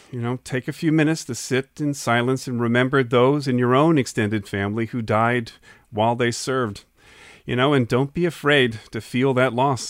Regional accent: Indiana, United States; I'm from Indiana. Memorial Day is often about the Indianapolis 500.

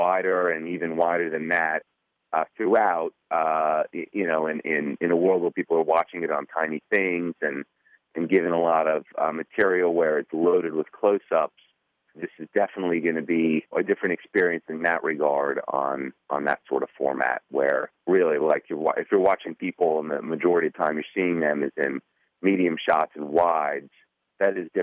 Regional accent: Miami, Florida, United States; I'm from Miami

